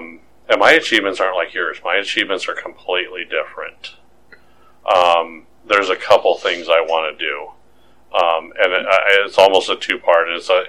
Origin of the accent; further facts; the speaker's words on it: California, United States; I grew up in California.